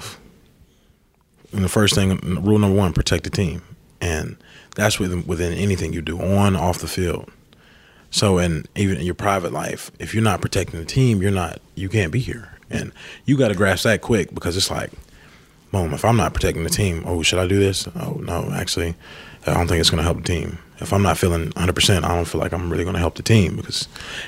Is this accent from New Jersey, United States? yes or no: no; Warner Robins, Georgia, United States; moved away as an adult; now in New Orleans, United States; I'm from Warner Robins